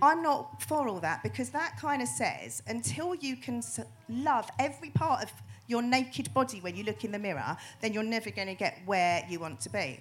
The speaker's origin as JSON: {"language": "English", "country": "United Kingdom", "said": "we're very, very British."}